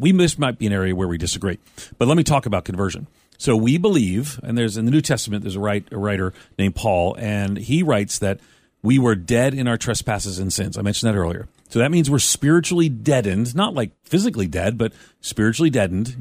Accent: Long Island, New York, United States; I grew up on Long Island as a Roman Catholic

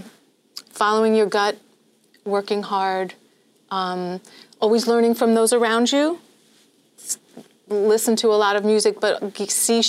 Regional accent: Long Island, New York, United States; Growing up on Long Island, the first thing is I didn't hear a lot of classical music

